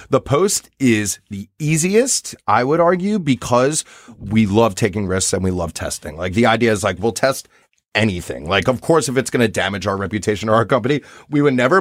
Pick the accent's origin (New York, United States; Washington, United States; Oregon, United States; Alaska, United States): New York, United States; for me as a New Yorker